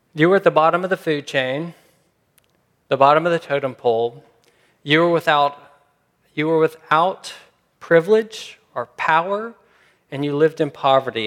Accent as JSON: {"language": "English", "town": "Memphis", "region": "Tennessee", "country": "United States", "said": "I'm from Memphis, Memphis, Tennessee"}